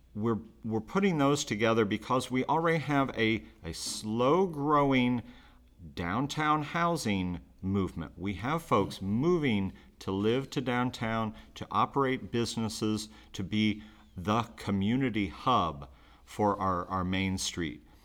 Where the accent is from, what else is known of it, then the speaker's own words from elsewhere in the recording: Muncie, Indiana, United States; moved away as an adult; now in Richmond, United States; I'm originally from Muncie